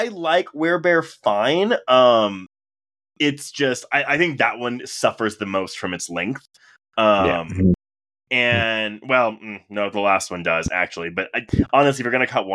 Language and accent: English; Houston, Texas, United States; I grew up in Houston